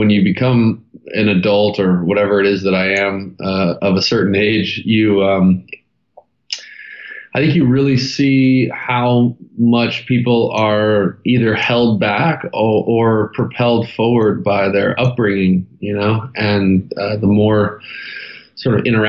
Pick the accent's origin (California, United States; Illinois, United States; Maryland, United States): California, United States; Santa Monica; born there; So I was born in Santa Monica, California, and two incredible parents that kind of gave me the cheat code starter kit to life, and one younger brother, Taylor.